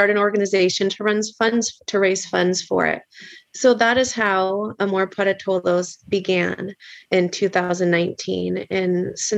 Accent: Petaluma, California, United States; I was born and raised in Petaluma

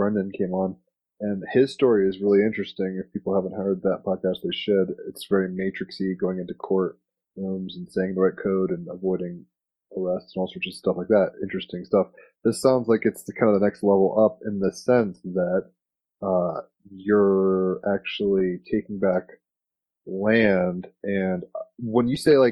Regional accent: United States; as an American

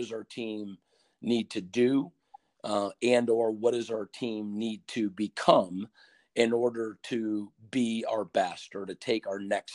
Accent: Ohio, United States; I'm from Seattle in Ohio

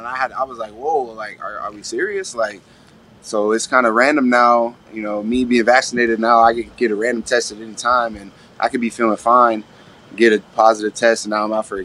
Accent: Astoria, Oregon, United States; moved away; trying to get back to my hometown where I grew up

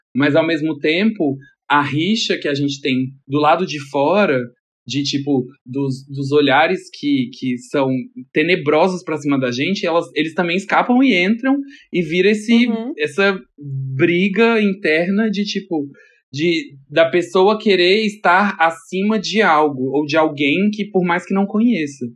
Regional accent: Brasília, Federal District, Brazil; moved away as an adult; now in São Paulo, Brazil; sou natural de Brasília, mas eu moro em São Paulo faz uns 7 anos. Vim pra cá pra trabalhar

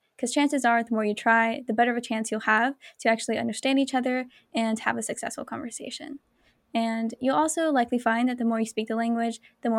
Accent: United States; first language English; being an American, we feel like a little bit disconnected from our cultural roots, especially if we haven't learned the language growing up.

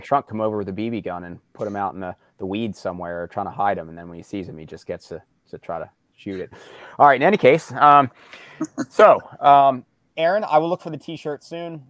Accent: Morgantown, Pennsylvania, United States; I grew up outside of Morgantown, PA

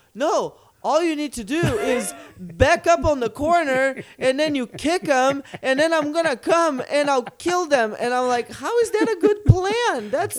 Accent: Brazil; moved away; I'm not American, and in Brazil, we don't have Thanksgiving holiday

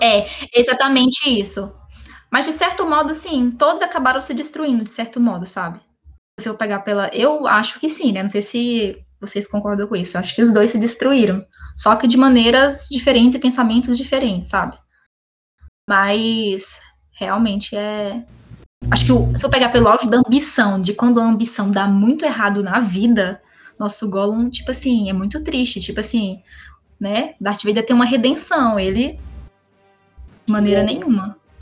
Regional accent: Minas Gerais, Brazil; moved away; also born or lived in Brasília; Nascida e criada em Minas Gerais

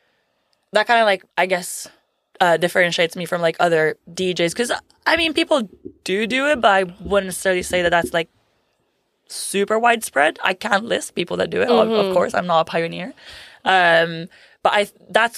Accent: Italy; also born or lived in Berkeley, California, United States; now in London, United Kingdom; I was raised in Italy by Italian parents.

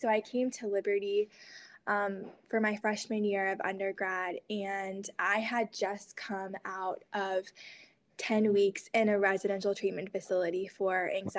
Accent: Hiroshima, Japan; moved away as an adult; Yeah, so I grew up as a missionary kid in East Asia, so specifically Hiroshima, Japan. So I was there from 9 to 18.

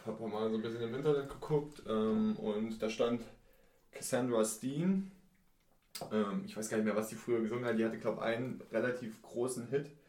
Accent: Mühlhausen, Thuringia, Germany; moved away as an adult; now in Jena, Germany; wo wir herkommen. Mühlhausen

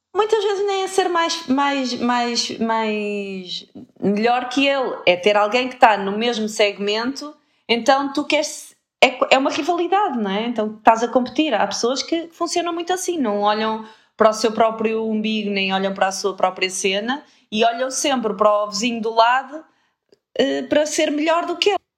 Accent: Porto, Norte, Portugal; accent: Porto; o meu sotaque a Porto fica cada vez mais, mais acentuado.

